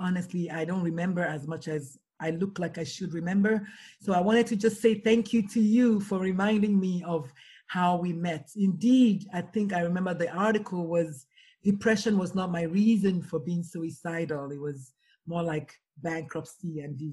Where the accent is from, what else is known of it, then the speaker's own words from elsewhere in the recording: Nigeria; I'm Nigerian